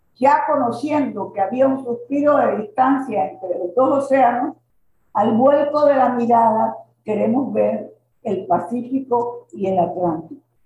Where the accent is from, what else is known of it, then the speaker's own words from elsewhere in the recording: Panama; yo como soy una para mí enamorada de mi tierra